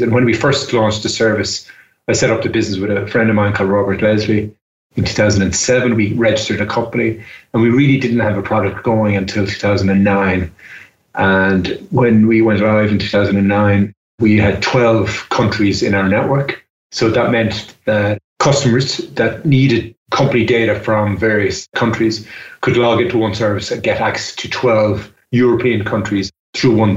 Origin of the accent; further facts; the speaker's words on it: Ireland; I'm Irish and I'm based in Ireland